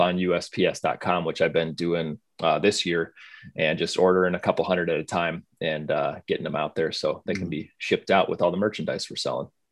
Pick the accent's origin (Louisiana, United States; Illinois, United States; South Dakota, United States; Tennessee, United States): South Dakota, United States; moved away; I grew up in South Dakota, went to school in North Dakota